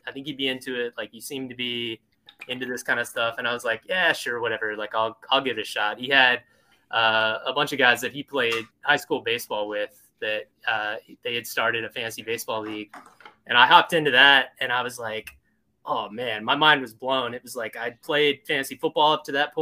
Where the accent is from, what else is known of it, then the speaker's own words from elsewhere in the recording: Oklahoma, United States; I grew up in Oklahoma